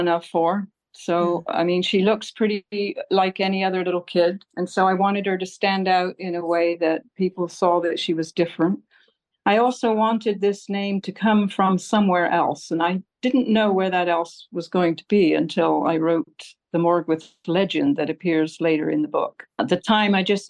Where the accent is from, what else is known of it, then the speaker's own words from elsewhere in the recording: England, United Kingdom; now in Alameda, United States; I grew up in England and I went to school in England